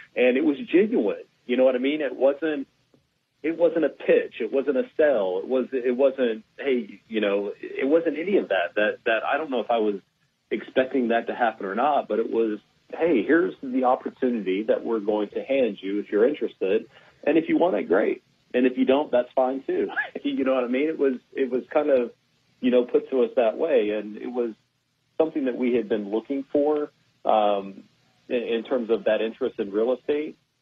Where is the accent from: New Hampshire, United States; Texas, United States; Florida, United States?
Texas, United States; Houston; born and raised in Houston